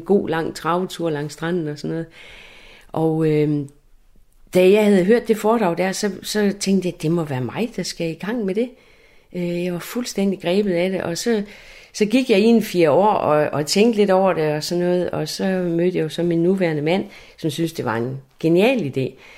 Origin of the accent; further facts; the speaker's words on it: Læsø, North Denmark Region, Denmark; moved away as an adult; Jeg er jo født og opvokset på Læsø, og jeg er født op ved Vestø, ved havnen